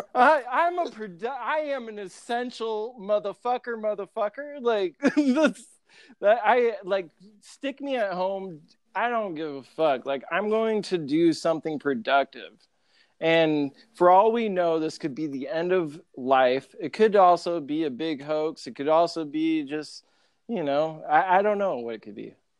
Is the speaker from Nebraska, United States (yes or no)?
yes; Grand Island, Nebraska, United States; my hometown, Grand Island